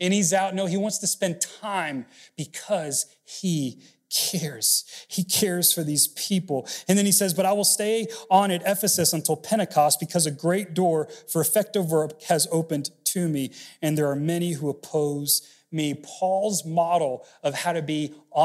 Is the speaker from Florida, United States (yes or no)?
yes; Miami, Florida, United States; moved away; also born or lived in Texas State University; I grew up in Miami, and so my Cuban rolls like this.